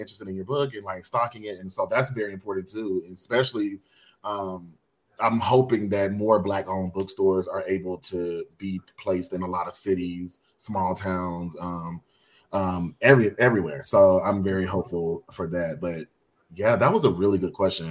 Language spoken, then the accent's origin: English; Alabama, United States; now in Los Angeles, United States; growing up in Alabama